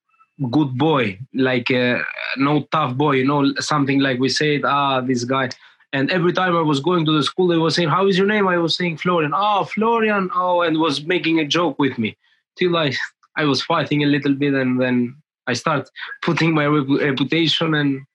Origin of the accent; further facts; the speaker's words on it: Greece; moved away as an adult; also born or lived in Albania; now in England; Yes, I moved in Greece when I was 8 years old, and I raised in Greece. You know, my family is still living there, and I moved from Greece to Europe when I was 18 years old.